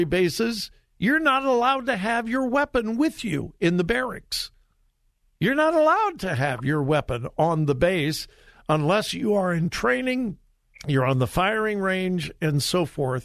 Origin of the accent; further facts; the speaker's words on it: Compton, California, United States; also born or lived in Mount Vernon, Missouri; I grew up in Southern California, and no, uh, you would not go to my high school in Compton, California